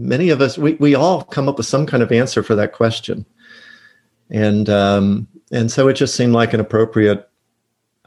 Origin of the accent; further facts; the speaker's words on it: Cincinnati, Ohio, United States; moved away as an adult; also born or lived in Michigan / St. Louis, Missouri / Bradenton, Florida; now in Oviedo, United States; I grew up outside of Cincinnati, Ohio